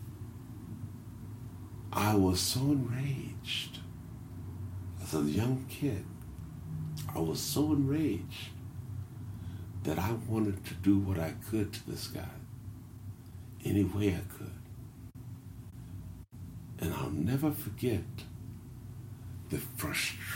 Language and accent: English; Indianapolis, Indiana, United States; I'm from Lockville